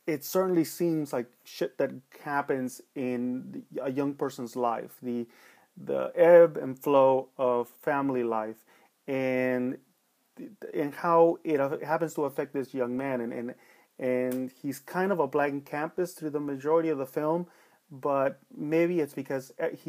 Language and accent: English; Los Angeles, California, United States; Growing up in East LA in the 80s, where there was a lot of shit going on and people weren't happy in Los Angeles